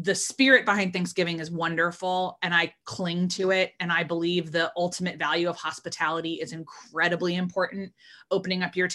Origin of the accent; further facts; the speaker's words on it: Northeast, United States; I've lived in America my whole life, except for the years that I did study abroads or kind of lived on a visa, but I grew up in the Northeast